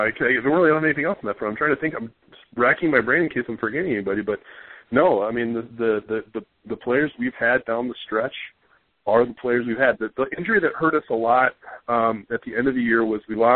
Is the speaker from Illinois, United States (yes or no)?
no; Minnesota, United States; now in Madison, United States; As a Minnesotan, I live in Madison